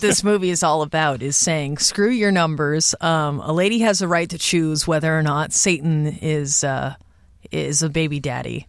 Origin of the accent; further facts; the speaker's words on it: Southern California, United States; my dad is in local politics in my hometown in Southern California